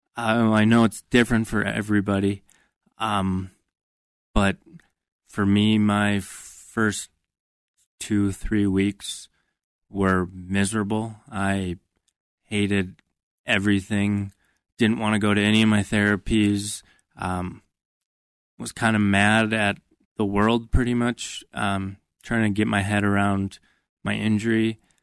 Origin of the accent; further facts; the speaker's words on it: Minnesota, United States; I grew up in Minnesota